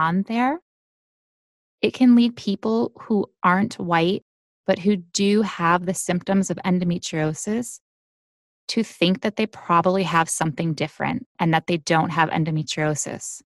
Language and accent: English; United States; I am from the United States